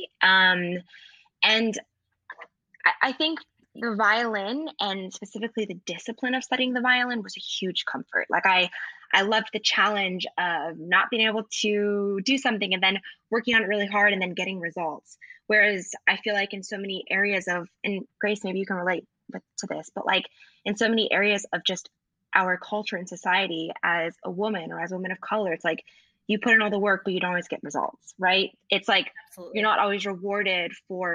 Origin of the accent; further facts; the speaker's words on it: Lincoln, Nebraska, United States; I'm from Lincoln, Nebraska, and I grew up in a really, in a predominantly white area